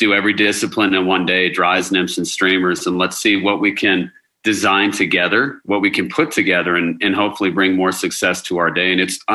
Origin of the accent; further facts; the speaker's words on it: Colorado Springs, Colorado, United States; I was born and raised in Colorado Springs